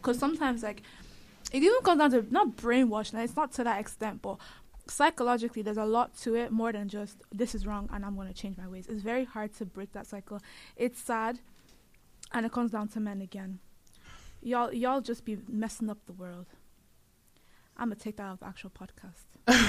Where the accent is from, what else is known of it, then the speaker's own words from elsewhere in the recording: Nigeria; I get it because obviously we are Nigerian, so that's what we know.